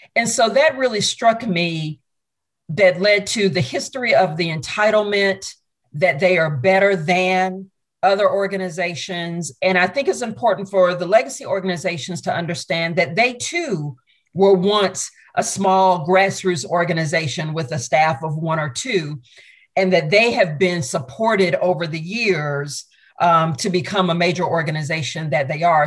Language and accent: English; Augusta, Georgia, United States; I grew up in Augusta, Georgia, went to a performing arts high school